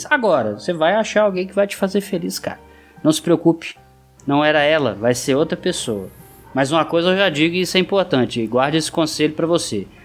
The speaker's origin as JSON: {"language": "Portuguese", "town": "Porto Alegre", "region": "Rio Grande do Sul", "country": "Brazil", "said": "Não irei revelar meu nome por uma questão de segurança. Sou de Porto Alegre e tenho 27 anos."}